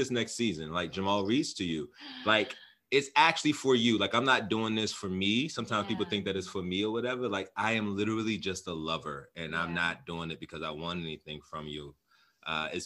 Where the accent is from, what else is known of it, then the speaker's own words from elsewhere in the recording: Prince George's County, Maryland, United States; moved away as an adult; also born or lived in Baltimore, Maryland / Philadelphia, Pennsylvania; now in California, United States; I was born and raised in Maryland. Born in Baltimore, raised in the DMV area, PG County